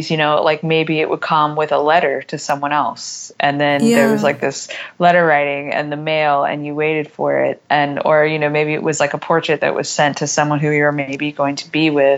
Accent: United States; I'm such an American

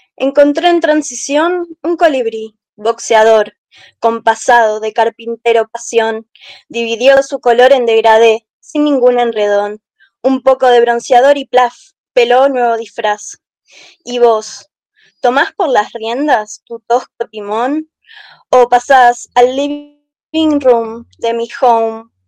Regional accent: Buenos Aires, Argentina; yo soy de Buenos Aires

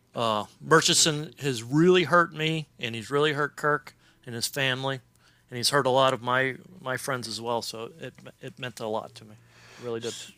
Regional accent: Cincinnati, Ohio, United States; moved away; I grew up in Cincinnati, Ohio

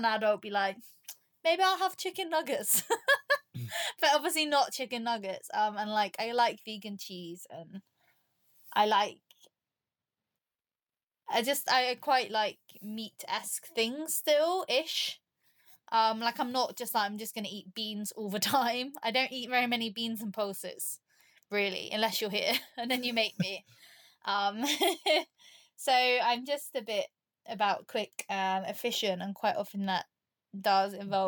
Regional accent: Cornwall, South West England, United Kingdom; I'm from Cornwall

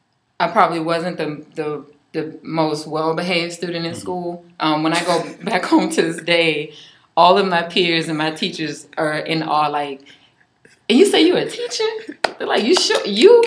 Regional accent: Charleston, South Carolina, United States; also born or lived in Cainhoy, South Carolina; Before I was raised downtown, I was born in Kanhoy, which is in the outskirts of Charleston. And that out there were very, very, very Geechee.

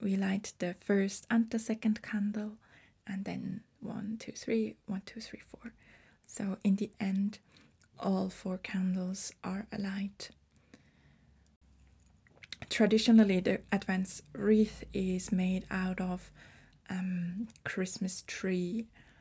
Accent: Switzerland; I am from Switzerland. I was born and raised here, and I've been living in Switzerland since I was born here

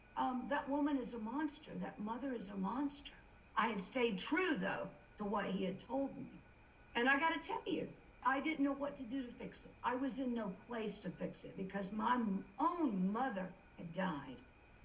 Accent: South Carolina, United States; And you mentioned I'm from South Carolina, so I've got good Southern manners.

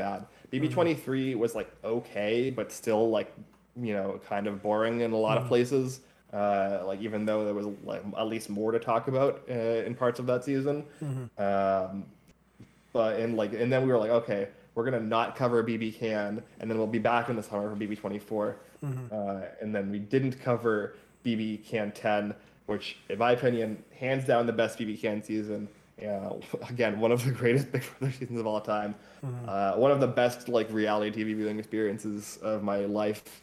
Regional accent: United States; me as an American

